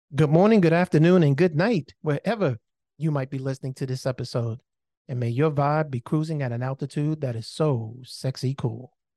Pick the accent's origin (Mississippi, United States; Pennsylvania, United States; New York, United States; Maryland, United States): Maryland, United States; moved away; also born or lived in Miami / Indianapolis; I am from Maryland, born and raised.